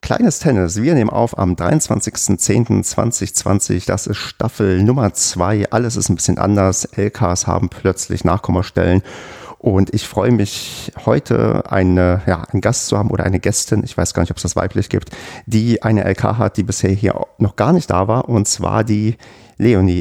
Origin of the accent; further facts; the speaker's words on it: Brandenburg, Germany; moved away; Ich komme halt ähm, aus einer Gegend, habe ich ja schon oft das erzählt, aus ähm, Brandenburg, wo quasi sportlich so gut wie nichts ist.